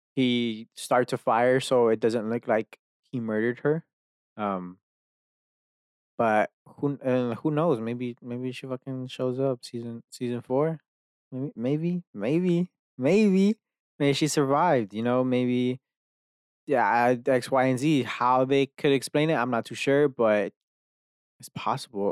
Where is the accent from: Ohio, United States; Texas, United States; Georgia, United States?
Texas, United States; Dallas; I'm from fucking Dallas, here, where I live now, like, I've been here my whole entire life